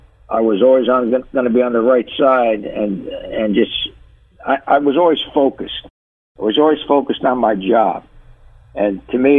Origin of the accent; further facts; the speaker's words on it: Paterson, New Jersey, United States; I grew up in Paterson, New Jersey.